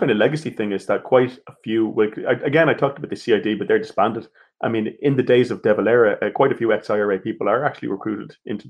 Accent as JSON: {"language": "English", "town": "Dublin", "region": "Leinster", "country": "Ireland", "tie": "born or raised there", "said": "my hometown of Rathfarnham"}